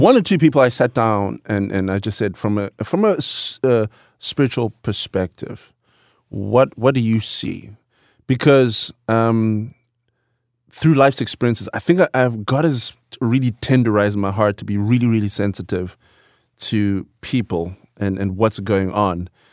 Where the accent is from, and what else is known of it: Bulawayo, Zimbabwe; born or raised there; moved away